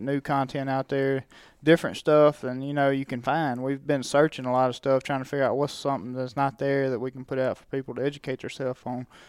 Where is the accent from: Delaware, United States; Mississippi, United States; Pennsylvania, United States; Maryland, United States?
Mississippi, United States; I grew up in Mississippi, so that's a, just a heritage there